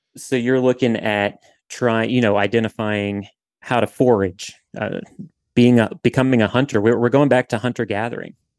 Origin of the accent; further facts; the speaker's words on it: southern Louisiana, United States; I'm from Louisiana, from southern Louisiana